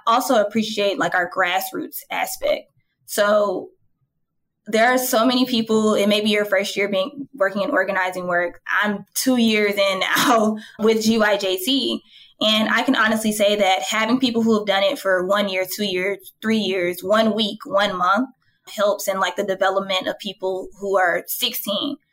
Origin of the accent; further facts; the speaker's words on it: Atlanta, Georgia, United States; I was born and raised in Atlanta.